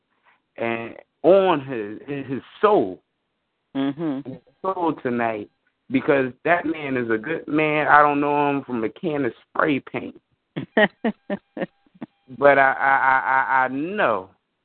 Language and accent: English; Philadelphia, Pennsylvania, United States; I'm from Mantua section of West Philadelphia